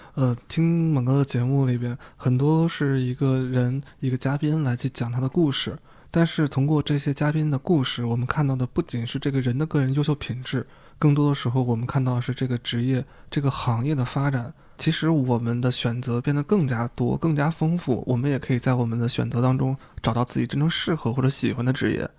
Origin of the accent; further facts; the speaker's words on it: China; 对我们中国人刮目相看